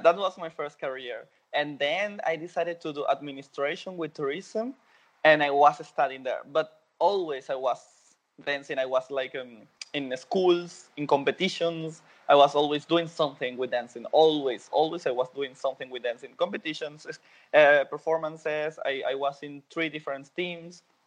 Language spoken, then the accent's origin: English; Venezuela; born or raised there; English is a second language; moved away as an adult; now in Berlin, Germany